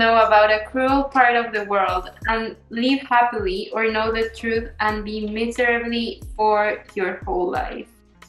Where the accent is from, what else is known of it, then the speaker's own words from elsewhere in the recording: Canada; also born or lived in Mexico; all these experiences that I got to live back in Mexico, that growing up in Canada, I don't feel like you can get.